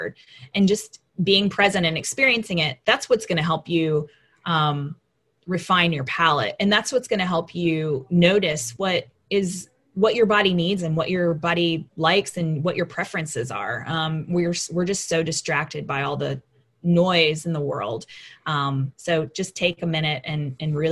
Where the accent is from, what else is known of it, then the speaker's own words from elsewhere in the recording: Raleigh, North Carolina, United States; I grew up in Raleigh